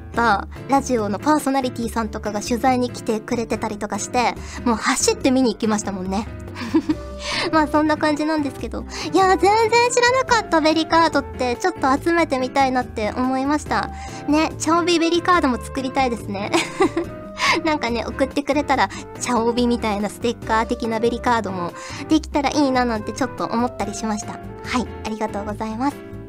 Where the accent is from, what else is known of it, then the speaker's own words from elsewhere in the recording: Fukuoka, Japan; 私は福岡出身なので、もう RKB ラジオとか KBC ラジオとかめちゃくちゃ聞いてましたから